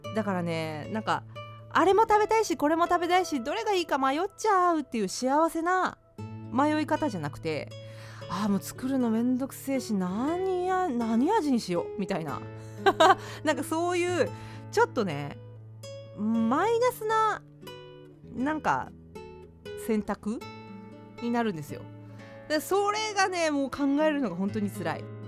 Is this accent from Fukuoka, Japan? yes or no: yes; Fukuoka, Japan; moved away; 私の実家がある福岡の方